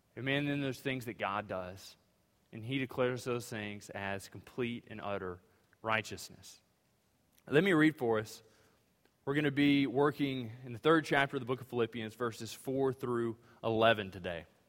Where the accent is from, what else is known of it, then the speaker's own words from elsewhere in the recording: Louisiana, United States; now in Greenville, TX, United States; I'm from Louisiana